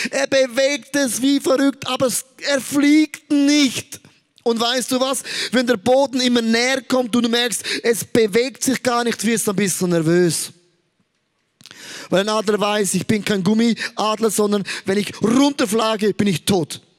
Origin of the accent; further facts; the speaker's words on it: Switzerland; Also ich sage als Schweizer, eine Saumode hat sich der angeeignet